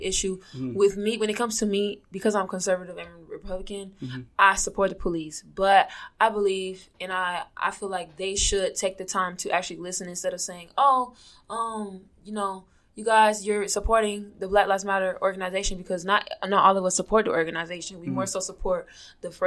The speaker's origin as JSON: {"language": "English", "town": "Orlando", "region": "Florida", "country": "United States", "tie": "born or raised there", "moved": "as an adult", "said": "I was born and raised in Orlando, Florida"}